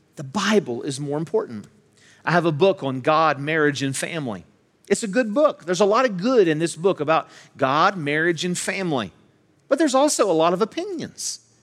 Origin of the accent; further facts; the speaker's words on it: Charleston, West Virginia, United States; I'm from West Virginia, I'm from this, I was born in Charleston, raised here in the Kanawha Valley